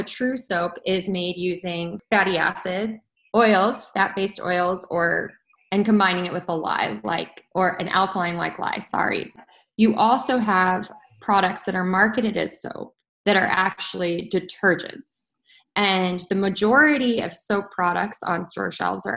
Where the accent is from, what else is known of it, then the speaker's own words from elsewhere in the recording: Colorado, United States; moved away as an adult; I am from Colorado. I flew home to Colorado